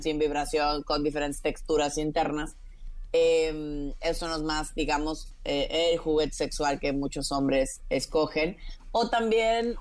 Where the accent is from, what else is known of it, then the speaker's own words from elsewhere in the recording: Tabasco, Mexico; also born or lived in Mexico City; now in Florence, Italy; yo crecí en Tabasco